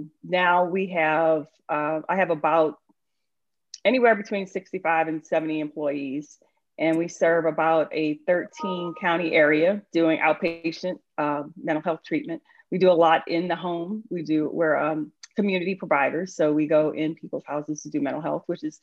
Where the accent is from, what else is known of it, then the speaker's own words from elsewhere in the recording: New Orleans, Louisiana, United States; moved away as an adult; now in Snellville, United States; So I am originally from New Orleans. I was born and raised in New Orleans